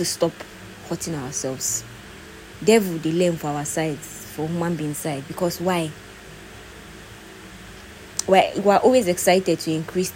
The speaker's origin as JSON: {"language": "English", "country": "Nigeria", "said": "we have suffered in Nigeria"}